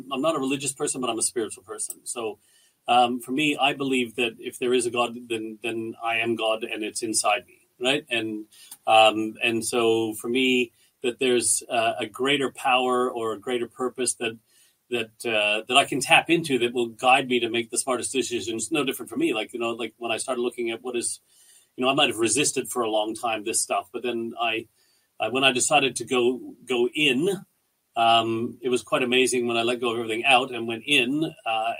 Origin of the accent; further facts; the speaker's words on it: Canada; moved away as an adult; now in Australia; We're Canadian people. We're really proud Canadians